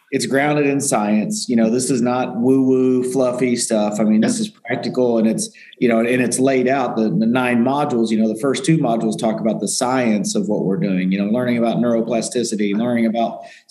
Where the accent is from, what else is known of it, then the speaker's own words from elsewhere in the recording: Indiana, United States; moved away; I was from Indiana, athlete, good athlete, three sport athlete in high school